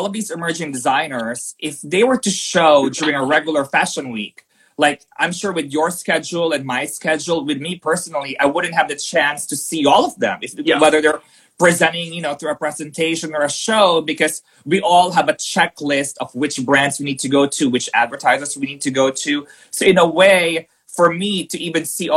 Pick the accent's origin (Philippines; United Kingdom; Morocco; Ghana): Philippines; also born or lived in New York; now in Sweden; I was born in the Philippines, moved to New York, now in Sweden